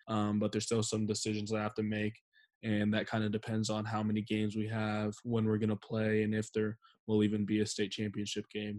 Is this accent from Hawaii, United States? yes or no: no; Steilacoom, Washington, United States; my hometown